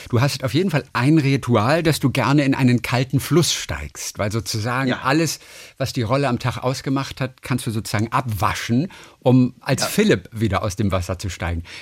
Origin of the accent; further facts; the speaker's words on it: Northern Germany, Germany; Aus Norddeutschland.